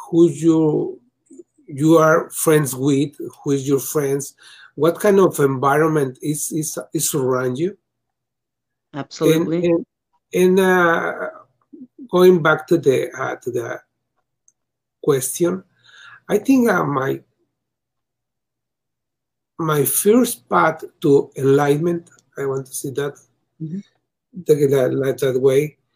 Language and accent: English; Mexico; English is a second language; now in United States; I come from Mexico to the US.